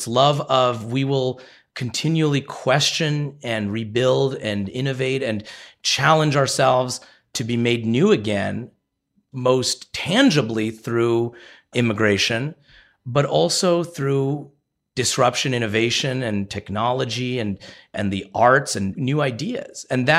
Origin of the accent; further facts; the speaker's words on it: United States; I was born in the United States.